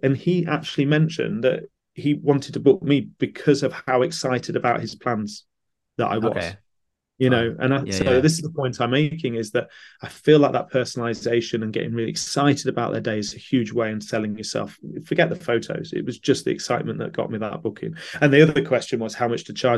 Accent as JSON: {"language": "English", "town": "Stamford", "region": "East Midlands", "country": "United Kingdom", "tie": "born or raised there", "said": "Stamford, which so happens to be my hometown"}